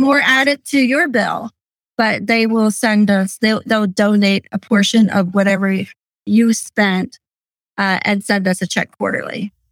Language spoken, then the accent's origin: English; Lancaster County, Pennsylvania, United States; I was born and raised in Lancaster County.